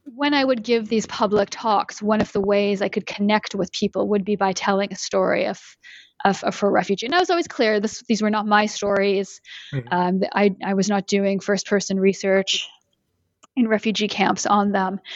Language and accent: English; Canada; moved away as an adult; now in United States; I live in the US and I'm originally from Canada